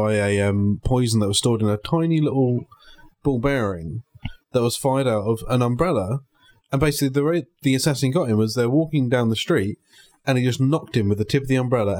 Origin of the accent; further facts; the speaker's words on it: United Kingdom; I'm British.